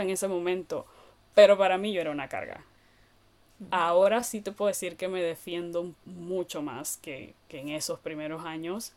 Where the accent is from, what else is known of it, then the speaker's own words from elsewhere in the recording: Panama; moved away as an adult; now in Finland; una panameña, o soy todavía una panameña